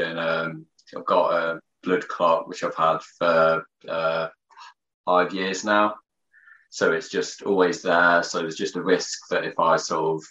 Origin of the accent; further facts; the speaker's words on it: Market Harborough, East Midlands, United Kingdom; I'm from Market Harbour